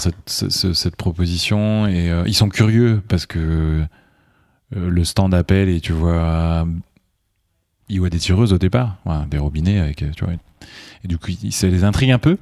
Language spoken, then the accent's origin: French; Loire Valley, France; je viens de la Loire